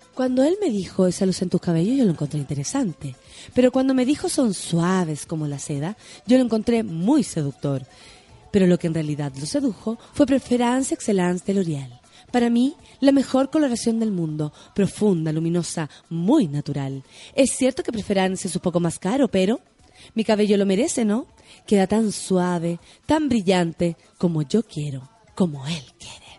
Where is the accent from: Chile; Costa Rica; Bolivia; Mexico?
Chile; Soy muy poco chilena